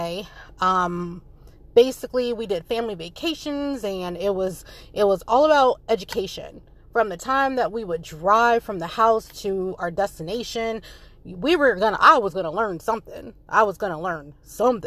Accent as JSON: {"language": "English", "town": "Frederick", "region": "Maryland", "country": "United States", "tie": "born or raised there", "also_born_or_lived": "Seoul, South Korea / North Carolina", "said": "I grew up in Frederick, Maryland."}